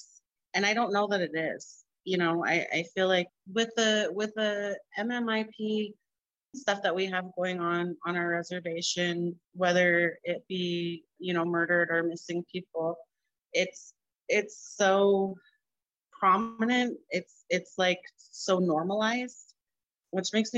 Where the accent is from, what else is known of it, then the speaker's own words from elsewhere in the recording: Helena, Montana, United States; now in Browning, United States; I grew up in Helena